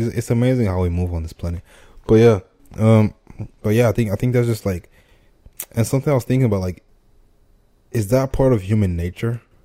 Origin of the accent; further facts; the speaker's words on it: Nigeria; I'm Nigerian.